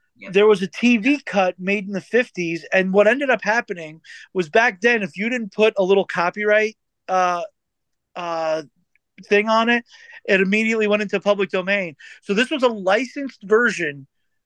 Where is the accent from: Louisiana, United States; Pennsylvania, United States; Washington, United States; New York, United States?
New York, United States; growing up in New York